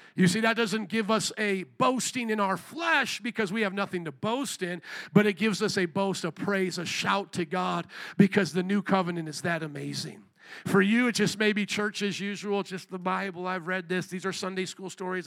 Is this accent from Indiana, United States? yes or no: yes; near Fort Wayne, Indiana, United States; moved away; Fort Wayne, Indiana, in about 10 minutes outside of where I grew up